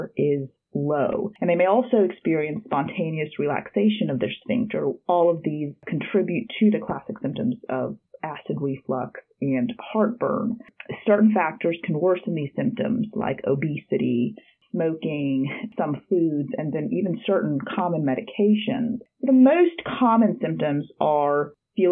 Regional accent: Harrisonburg, Virginia, United States; also born or lived in Russia / Mississippi / Birmingham, Alabama; I did my high school education at Harrisonburg High School, and I grew up in Harrisonburg

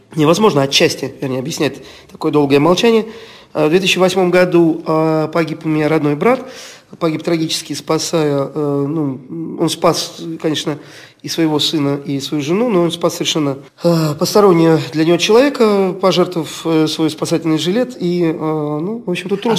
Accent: Estonia; Мы родились в Эстонии, да, допустим, родственников в России нет

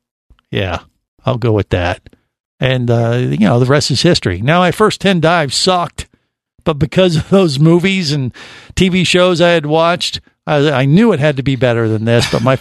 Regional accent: Cincinnati, Ohio, United States; moved away as an adult; now in Florida, United States; I grew up in Cincinnati, Ohio, as far away from the ocean as you can pretty much get.

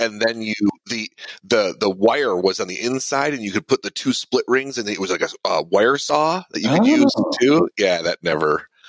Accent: Southwest Michigan, United States; moved away as an adult; also born or lived in Kalamazoo, Michigan; I grew up in Southwest Michigan. I was born in Kalamazoo, raised just a little north of there, and lived there until I was about 30. I was in the military for a time and moved around when I was in the Marine Corps

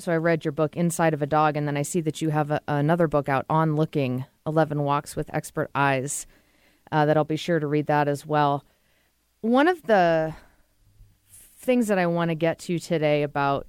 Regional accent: Massachusetts, United States; moved away; I'm from Massachusetts

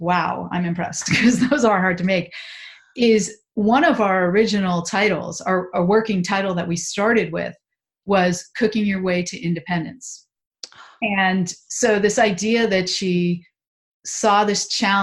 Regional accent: New York, United States; also born or lived in Italy; now in California, United States; I grew up in New York.

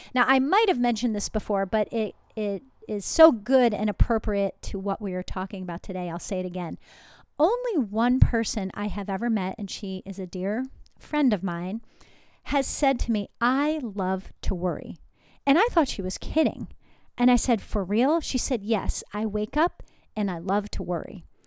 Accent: New Jersey, United States; I'm from New Jersey

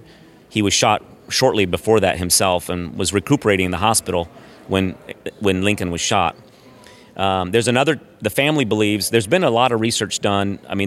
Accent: Brazil; I grew up I'm originally from Brazil, South America, and I went to an American high school in Brazil

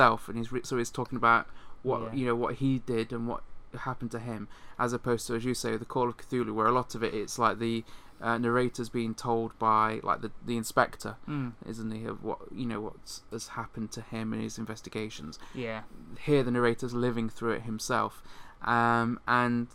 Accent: United Kingdom; most of us in the UK, which is where we're from

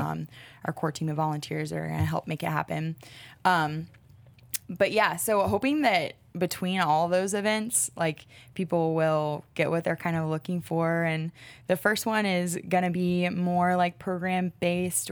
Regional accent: Charlotte, North Carolina, United States; I'm from Charlotte, born and raised here

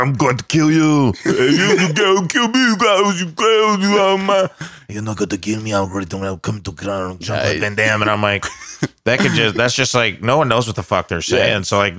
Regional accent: Illinois, United States; People think that when I go home, because I'm from Southern Illinois, and they're like, you talk all city now.

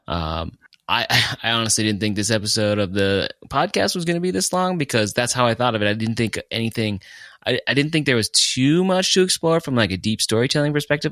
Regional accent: Fargo, North Dakota, United States; now in Colorado, United States; I'm over here recording in Colorado. I'm originally from Fargo

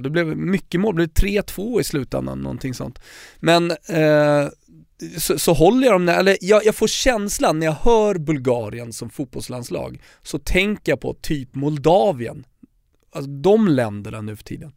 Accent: Stockholm, Stockholm County, Sweden; Folk frågar vad jag är, de hör min dialekt och ja, jag är från Stockholm

